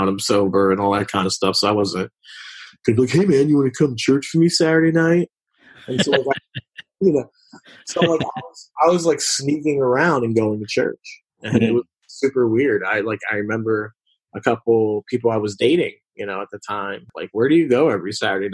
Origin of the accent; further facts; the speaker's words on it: Philadelphia, Pennsylvania, United States; I grew up in West Philadelphia.